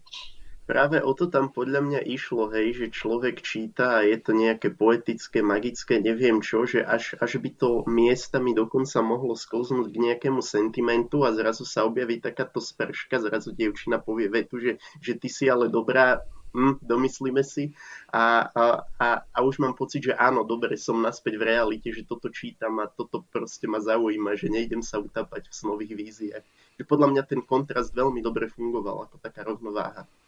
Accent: Slovakia; Ja som totiž tiež z vidieka a doteraz na tom vidieku žijem

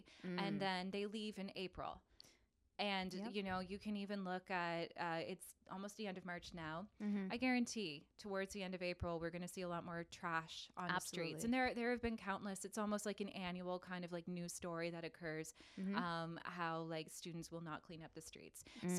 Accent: London, Ontario, Canada; What else am I used to seeing as a Londoner?

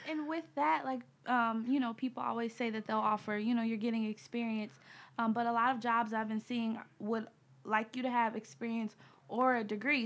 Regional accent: Cleveland, Ohio, United States; from Cleveland, Ohio

